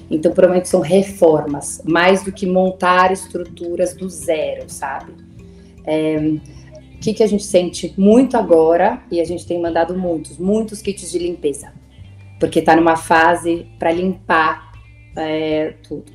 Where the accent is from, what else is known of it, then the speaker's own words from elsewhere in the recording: São Paulo, Brazil; eu sou de São Paulo, minha família também é daqui.